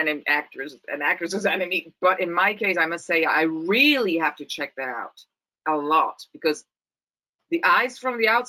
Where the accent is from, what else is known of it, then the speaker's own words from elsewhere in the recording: Rome, Lazio, Italy; English is a second language; On Italian, I can do a perfect Roman accent because I'm from Rome, so that's easy.